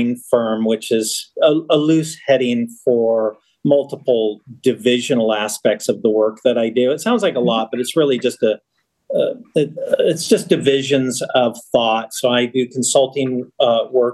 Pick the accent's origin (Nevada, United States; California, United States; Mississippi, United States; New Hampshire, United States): California, United States; Los Angeles; I was born in Los Angeles on Sunset Boulevard in LA. I grew up in the suburbs